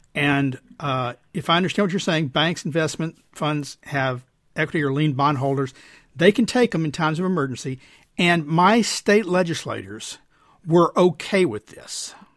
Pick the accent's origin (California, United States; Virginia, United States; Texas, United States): Texas, United States; my home state's governor, Greg Abbott